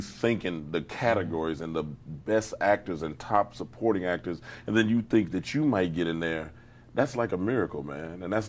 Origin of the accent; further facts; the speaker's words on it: Chicago, Illinois, United States; I'm Midwestern, always. Mm-hmm. Chi-town all the way.